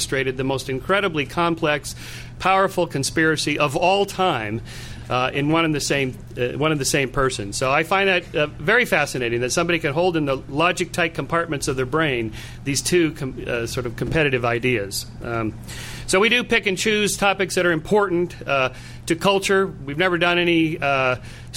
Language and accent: English; Southern California, United States; I'm from Southern California